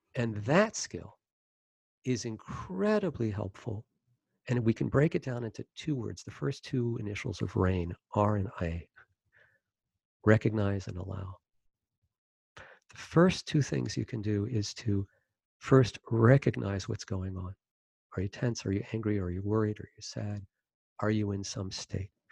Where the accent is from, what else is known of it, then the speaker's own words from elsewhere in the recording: Maryland, United States; I was born in Maryland and grew up in Maryland